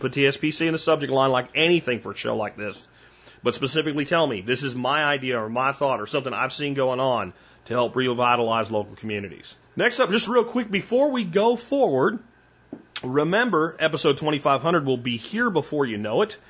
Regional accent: Pottsville, Pennsylvania, United States; moved away; also born or lived in Minersville, Pennsylvania; I actually lived in a place called Pottsville and went to Pottsville High School

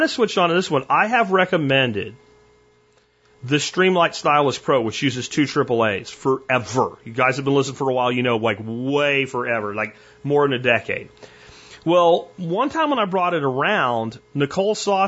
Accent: Pennsylvania, United States; where I live now, where I grew up in Pennsylvania

